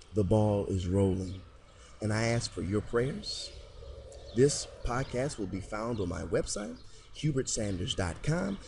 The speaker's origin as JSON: {"language": "English", "town": "Detroit", "region": "Michigan", "country": "United States", "tie": "born or raised there", "said": "I've been raised, born and raised in Detroit, Michigan"}